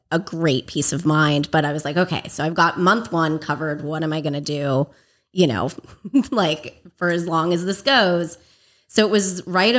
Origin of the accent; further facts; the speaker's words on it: Agoura Hills, California, United States; also born or lived in Los Angeles, California; I grew up Agoura Hills area